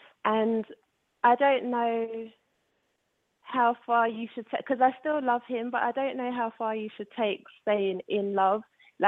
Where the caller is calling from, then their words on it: London, United Kingdom; I'm calling from London.